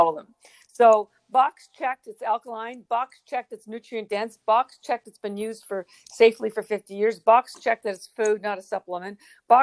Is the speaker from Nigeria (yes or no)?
no; Western Canada, Canada; now in Boston, United States; I'm from Canada, and in Western Canada